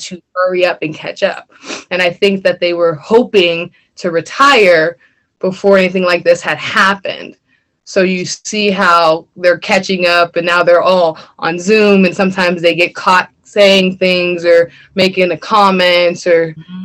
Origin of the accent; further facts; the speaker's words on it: Erie, Pennsylvania, United States; I live on the Lower East Side. I was raised on Fifth and Wallace